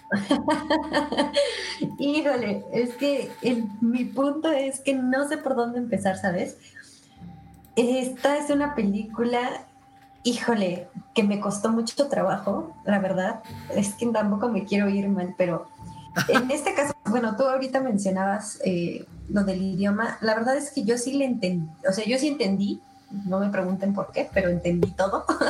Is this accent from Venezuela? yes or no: no; Mexico; nosotros como mexicanos